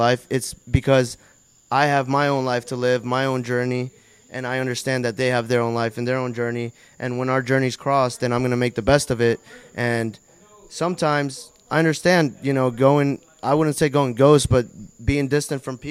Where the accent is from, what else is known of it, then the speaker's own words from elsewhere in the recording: Tampa, Florida, United States; I'm from Tampa